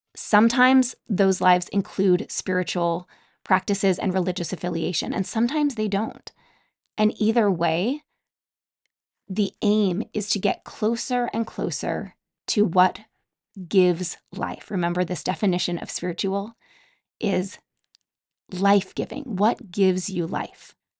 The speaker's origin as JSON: {"language": "English", "region": "Utah", "country": "United States", "tie": "born or raised there", "said": "Growing up in Utah, I spent a lot of time outdoors"}